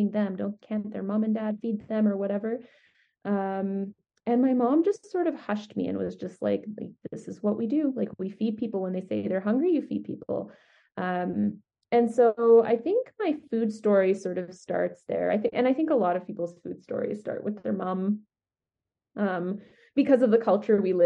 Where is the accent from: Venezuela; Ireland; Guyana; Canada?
Canada; Edmonton, Alberta; now in Calgary, Canada; I grew up in Edmonton